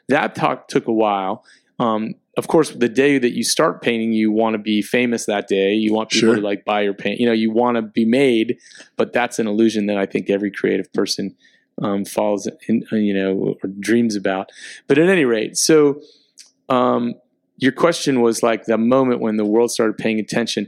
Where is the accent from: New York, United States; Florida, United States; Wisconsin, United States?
Florida, United States; Miami; moved away as an adult; being back in Miami, my hometown